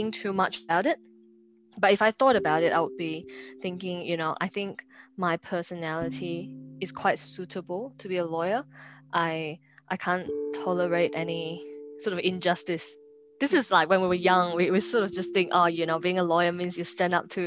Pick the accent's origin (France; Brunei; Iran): Brunei; moved away as an adult; now in Australia; I was actually from Brunei Darussalam.